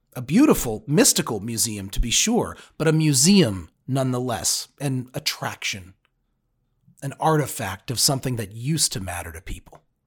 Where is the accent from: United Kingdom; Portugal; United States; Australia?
United States; now in Cincinnati, United States; As an American